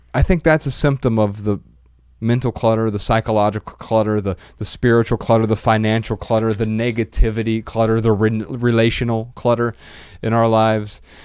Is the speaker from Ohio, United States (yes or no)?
yes; Dayton, Ohio, United States; moved away; a recent trip back to my hometown in twenty nineteen